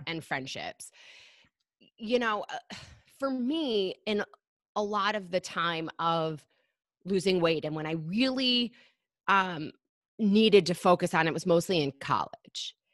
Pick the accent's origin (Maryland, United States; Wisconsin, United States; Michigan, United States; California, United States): Michigan, United States; moved away as an adult; now in New York City, United States; I grew up in Michigan.